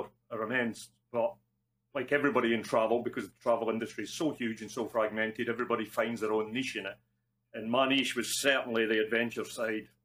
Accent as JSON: {"language": "English", "region": "Scotland", "country": "United Kingdom", "accent": "Scottish", "moved": "yes", "said": "Probably from the accent, you can gather I'm Scottish. I'm in Scotland at the moment, not normally here"}